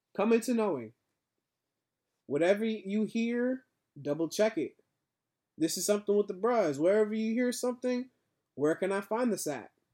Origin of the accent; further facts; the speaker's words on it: Boston, Massachusetts, United States; I am a black man growing up in Boston